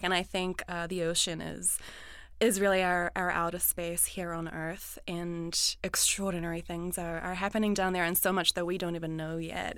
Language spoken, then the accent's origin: English; New Zealand; growing up in New Zealand, the ocean is all around us